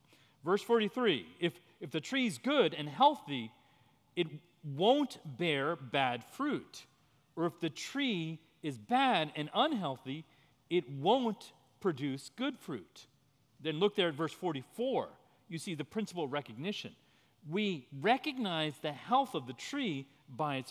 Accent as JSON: {"language": "English", "region": "New Jersey", "country": "United States", "tie": "born or raised there", "also_born_or_lived": "Washington, D.C.", "moved": "as an adult", "said": "I grew up in New Jersey. I was born in 1969."}